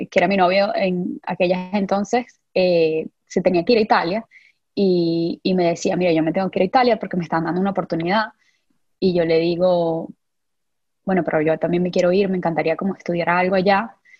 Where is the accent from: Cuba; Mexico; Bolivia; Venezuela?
Venezuela; San Juan de los Morros, Guárico; moved away as an adult; yo vengo de, Venezuela, de San Juan de los Morros específicamente, un pueblito, un pueblito, pero mi pueblito, llanera